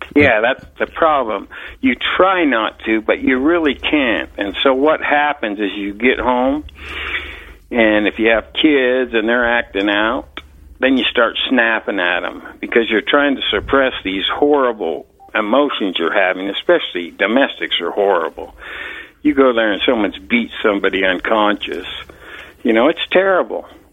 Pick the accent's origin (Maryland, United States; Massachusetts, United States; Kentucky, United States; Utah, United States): Utah, United States; Salt Lake City; moved away as an adult; also born or lived in Green River, Utah / Park City, Utah; now in Colorado, United States; I grew up in Salt Lake City, Utah